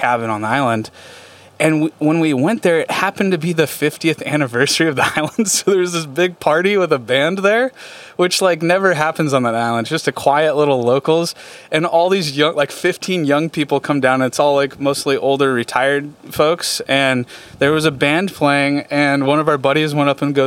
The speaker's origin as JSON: {"language": "English", "town": "San Diego", "region": "California", "country": "United States", "said": "I am from San Diego"}